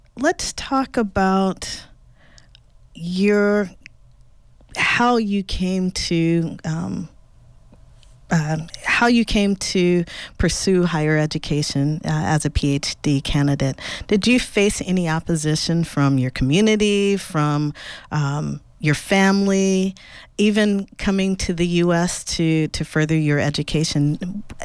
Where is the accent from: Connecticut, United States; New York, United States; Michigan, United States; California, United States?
California, United States; Los Angeles; I grew up in Los Angeles